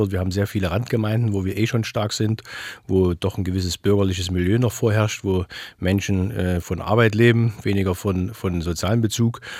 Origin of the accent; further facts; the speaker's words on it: Leipzig, Saxony, Germany; bin ja geborener Leipziger